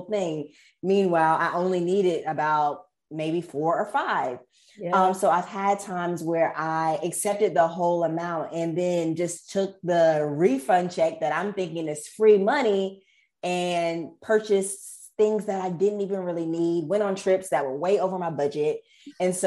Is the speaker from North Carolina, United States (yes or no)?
yes; Raleigh, North Carolina, United States; also born or lived in Greensboro, North Carolina; I'm from Raleigh, North Carolina. Went to school in Greensboro at UNC Greensboro. And now I'm back in Raleigh